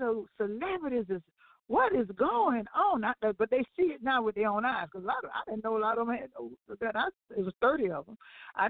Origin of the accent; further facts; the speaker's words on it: Cleveland, Ohio, United States; moved away; also born or lived in South Florida; I'm from Cleveland, Ohio